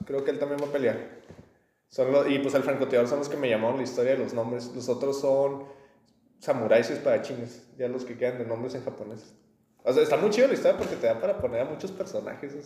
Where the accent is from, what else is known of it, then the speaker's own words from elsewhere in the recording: Mexico; Somos más mitad españoles